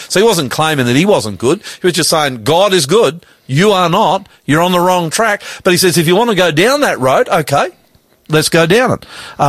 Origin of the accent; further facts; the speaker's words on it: Australia; Now, I'm an Australian